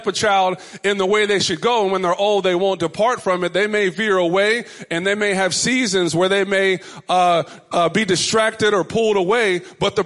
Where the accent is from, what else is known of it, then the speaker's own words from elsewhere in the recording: Richardson, Texas, United States; my mother's home growing up in Richardson, Texas